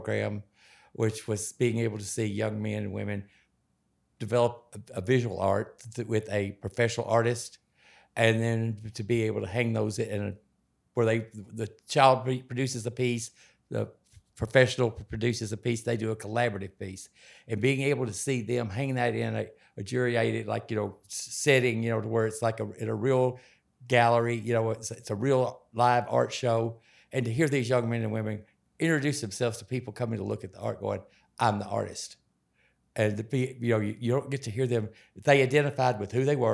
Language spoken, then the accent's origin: English; Western Kentucky, United States; moved away; I grew up in Western Kentucky